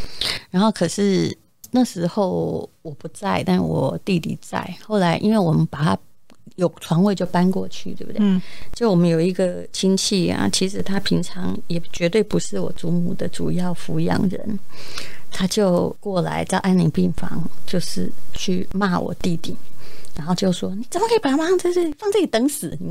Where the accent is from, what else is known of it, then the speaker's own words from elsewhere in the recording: Yilan County, Taiwan; now in Taipei, Taiwan; 我宜兰人，